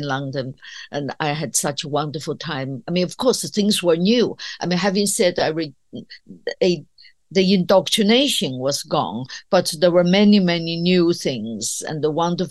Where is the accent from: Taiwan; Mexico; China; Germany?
China; moved away as an adult; now in United Kingdom; I grew up in China that was completely isolated from the outside world.